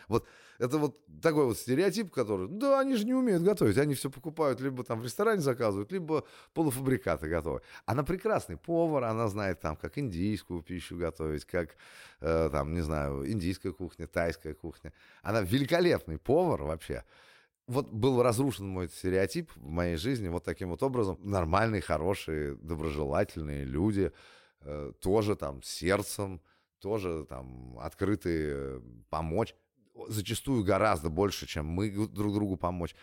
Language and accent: Russian; Russia; moved away as an adult; also born or lived in California; я из России